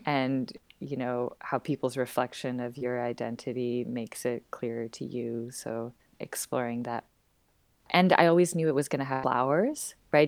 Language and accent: English; Vancouver, British Columbia, Canada; moved away as an adult; now in Montreal, Canada; I'm originally from Vancouver, born and raised on the west coast of Canada